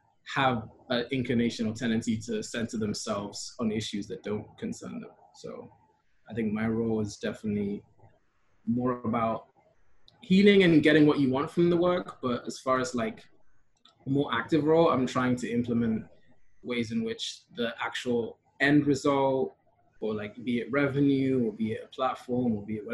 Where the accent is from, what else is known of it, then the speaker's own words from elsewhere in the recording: Kenya; also born or lived in Europe; I'd always like kind of been aware of like my being third culture and being Kenyan, but then like my growing up in majority, like a white, also European spaces.